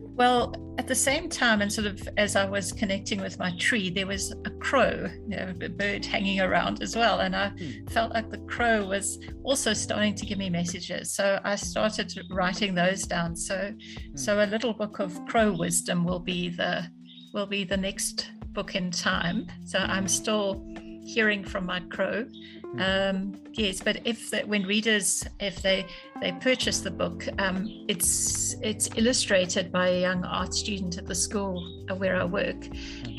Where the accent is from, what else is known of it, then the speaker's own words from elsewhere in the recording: South Africa; also born or lived in London; I grew up in South Africa